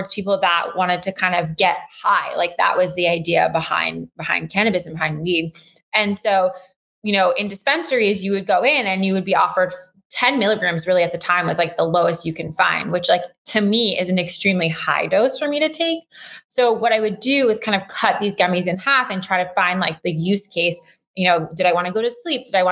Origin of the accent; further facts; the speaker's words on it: Los Angeles, California, United States; moved away as an adult; also born or lived in Durham, North Carolina; now in New York City, United States; I grew up